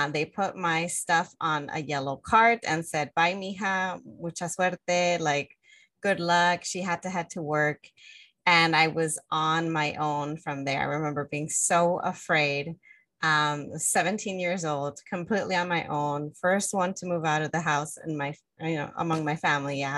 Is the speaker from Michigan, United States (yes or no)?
no; Los Angeles, California, United States; I grew up in the Northeast San Fernando Valley, community that has a predominant Mexican immigrant community